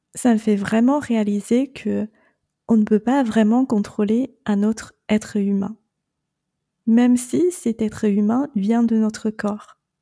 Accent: China; moved away as an adult; je suis née et j'ai grandi en Chine

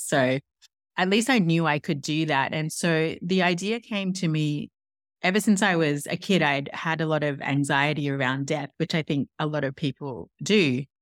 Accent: Tasmania, Australia; accent: Australian; moved away as an adult; also born or lived in Paris, France; now in New York, United States; As you can probably hear, I'm Australian. I'm from Tasmania

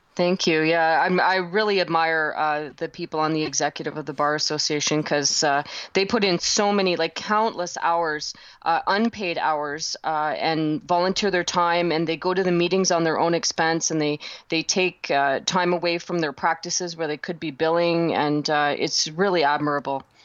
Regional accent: Canada; I'm a Canadian

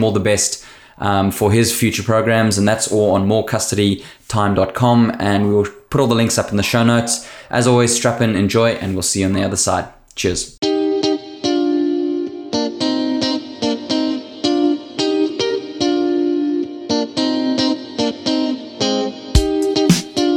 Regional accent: South Africa; South African

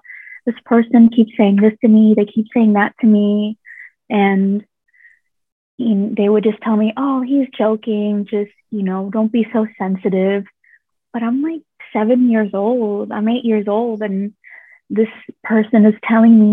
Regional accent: Washington, District of Columbia, United States; moved away as an adult; now in Thailand; when I was a young kid, in Washington, D.C., that's where I grew up

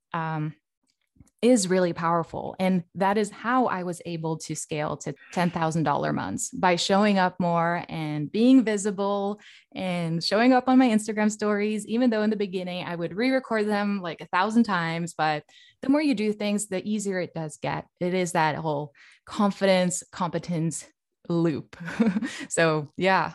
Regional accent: Norway; now in Sweden; I'm actually from Norway, but I do live in Sweden

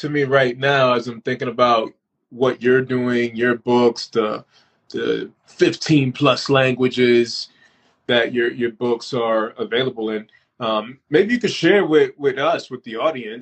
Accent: United States; I've lived most of my life, all of my life, really, in the United States

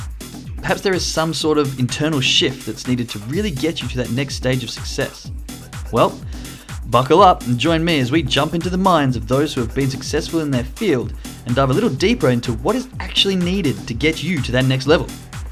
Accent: Perth, Western Australia, Australia; I mean, we're all originally from Perth, but one's on a Euro trip. One lives in England and one lives in Belgium.

